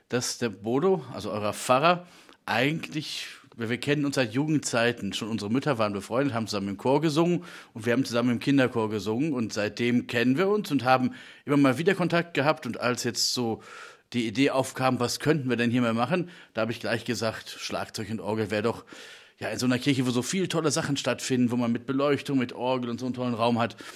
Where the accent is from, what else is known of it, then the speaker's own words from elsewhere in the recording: Minden, North Rhine-Westphalia, Germany; now in Leipzig, Germany; Organist und komme hier aus der Gegend ursprünglich. Ich bin in Minden geboren und jetzt in Leipzig an der Hochschule als